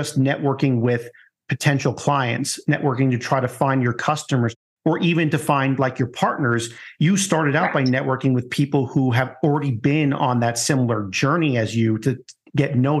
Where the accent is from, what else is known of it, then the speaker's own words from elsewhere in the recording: Long Island, New York, United States; I grew up in the Long Island suburbia